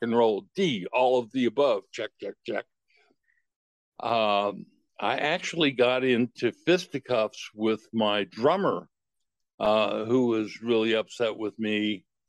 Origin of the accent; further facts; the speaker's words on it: Herndon, Virginia, United States; moved away as an adult; also born or lived in Washington, D.C.; now in Utah, United States; growing up in Fairfax County